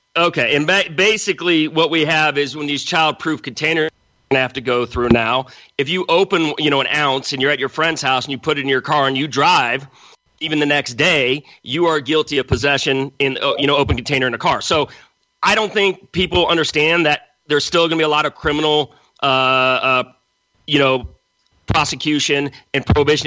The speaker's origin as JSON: {"language": "English", "town": "Los Angeles", "region": "California", "country": "United States", "tie": "born or raised there", "also_born_or_lived": "Central America / New York", "moved": "as an adult", "lives_now": "San Diego, United States", "said": "I grew up in Los Angeles"}